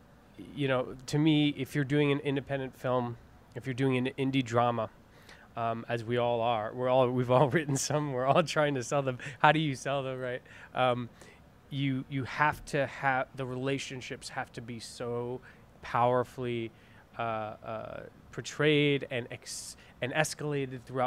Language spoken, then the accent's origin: English; New York, United States; I'm from New York